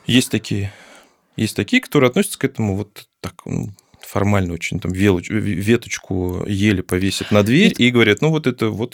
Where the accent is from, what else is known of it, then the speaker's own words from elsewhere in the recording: Baku, Azerbaijan; moved away; я когда родился, когда я жил, точнее, я, я сам из Баку